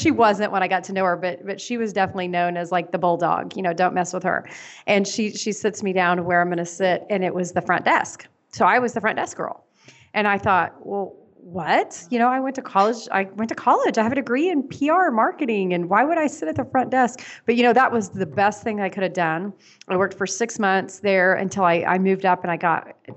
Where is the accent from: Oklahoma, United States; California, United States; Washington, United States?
Oklahoma, United States; Tulsa; I'm from Tulsa, Oklahoma